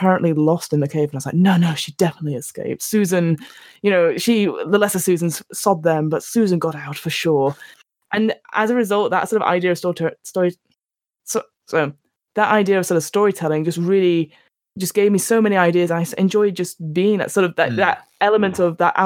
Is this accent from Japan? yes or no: no; London, United Kingdom; I am from London